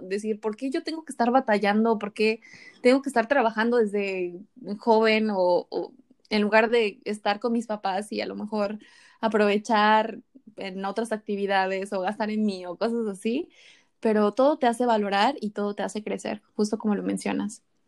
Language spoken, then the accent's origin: Spanish; State of Mexico, Mexico; moved away as an adult; also born or lived in Playa del Carmen; now in Los Cabos, Mexico; tú me conociste en la Ciudad de México, pero yo soy del Estado de México